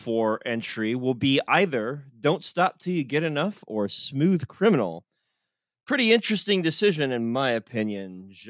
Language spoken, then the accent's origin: English; North Carolina, United States; born or raised there